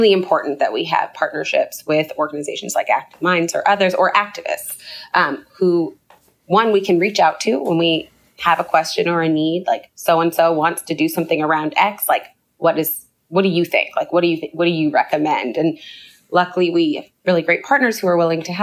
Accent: Canada; moved away as an adult; now in United States; I grew up in Canada. I lived in the U.S. for 10 years.

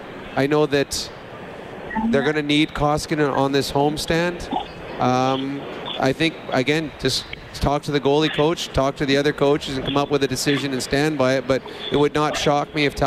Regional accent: Edmonton, Alberta, Canada; We're from Edmonton.

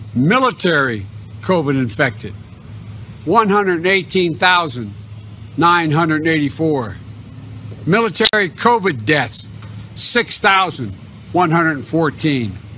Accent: Long Island, New York, United States; my hometown newspaper, Newsday

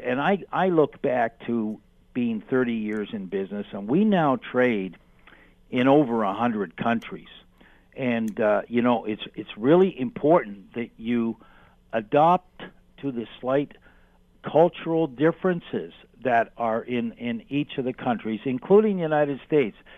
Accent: Canada; being Canadian

